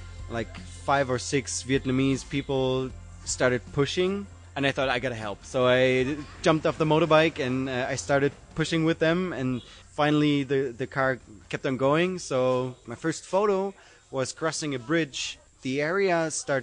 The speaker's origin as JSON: {"language": "English", "country": "Germany", "said": "I'm from Germany."}